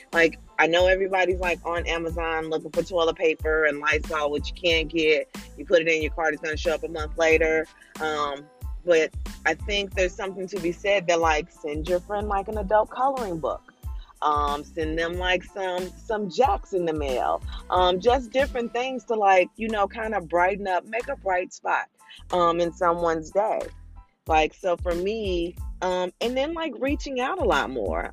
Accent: St. Louis, Missouri, United States; moved away as an adult; now in Virginia, United States; I am originally from St. Louis, Missouri, the Show Me States, um, and my entire family's there. And we have now moved to Virginia, probably three, almost four years ago.

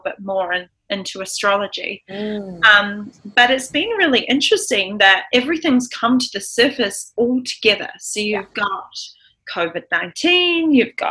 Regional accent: New Zealand; also born or lived in Los Angeles, United States; I'm a New Zealander

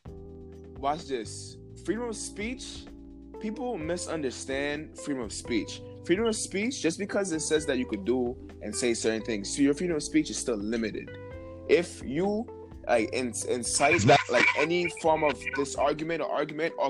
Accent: New York City, New York, United States; From Brooklyn

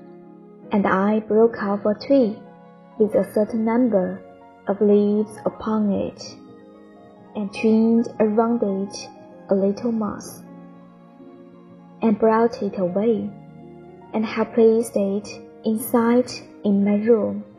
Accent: Changchun, Jilin, China; 我是来自长春的一名乡村英语教师，

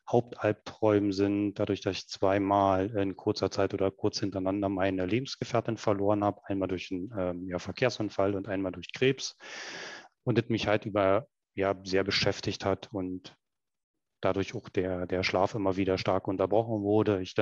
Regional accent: Berlin, Germany; accent: Berlin; Wie man hört, ähm, ich komme aus der Ecke von Berlin und ähm, der ist halt auch immer noch sehr stark.

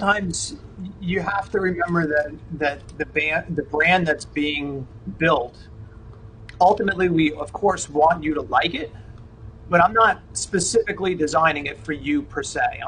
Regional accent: Jersey Shore, New Jersey, United States; We grew up on the Jersey Shore

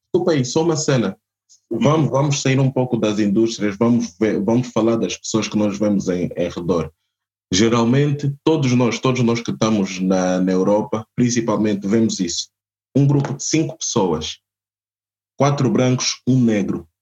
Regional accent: Portugal; also born or lived in Angola; Eu nasci em Portugal e tudo mais, mas eu sou angolano

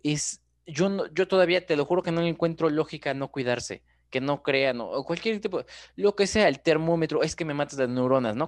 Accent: Mexico; Somos así los mexicanos

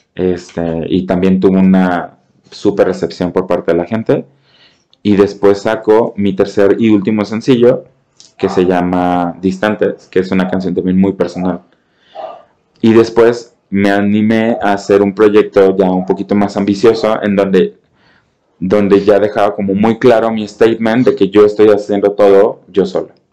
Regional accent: Mexico; mis raíces como, como mexicano, como cantante

